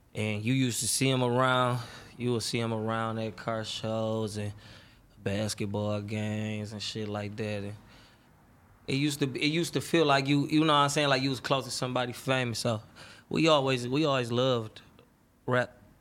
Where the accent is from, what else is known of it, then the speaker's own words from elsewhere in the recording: Detroit, Michigan, United States; I grew up on the west side of Detroit, on Seven Mile, Seven Mile Southfield area